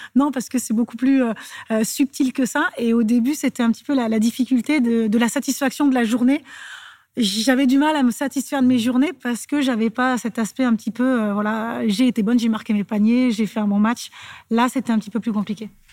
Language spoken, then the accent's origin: French; Clermont-Ferrand, Auvergne-Rhône-Alpes, France; moved away; also born or lived in Lyon; je suis de Clermont